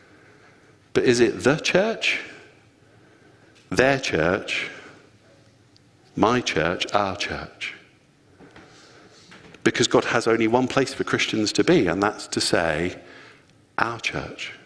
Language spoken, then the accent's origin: English; Luton, East of England, United Kingdom; I'm from Luton